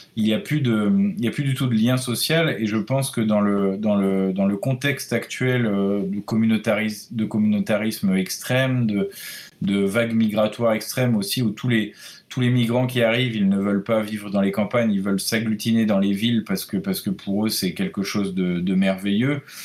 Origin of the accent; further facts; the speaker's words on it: Brittany, France; moi, en tant que breton